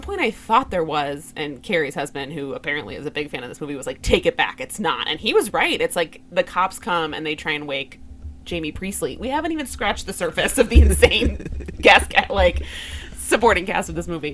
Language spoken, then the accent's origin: English; Chicago, Illinois, United States; we're from Chicago